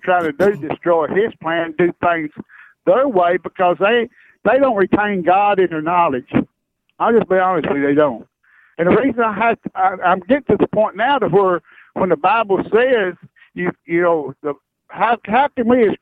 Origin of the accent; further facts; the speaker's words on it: Kentucky, United States; And I'm from Kentucky